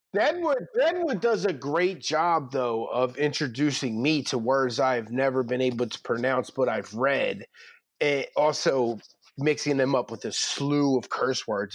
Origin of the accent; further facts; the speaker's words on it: Philadelphia, Pennsylvania, United States; I'm from North Philly. I am from Sixteenth and Brown.